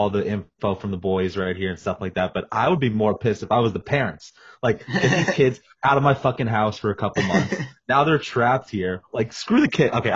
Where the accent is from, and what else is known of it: Parkland, Florida, United States; born or raised there